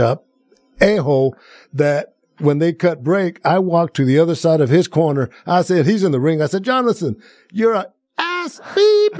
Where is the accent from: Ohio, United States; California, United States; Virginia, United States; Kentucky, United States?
California, United States; Planada; now in Las Vegas, United States; my hometown of Planada